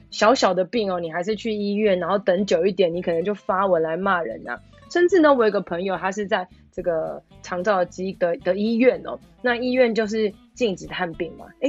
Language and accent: Chinese; Taipei, Taiwan; 因为我知道我是台北人，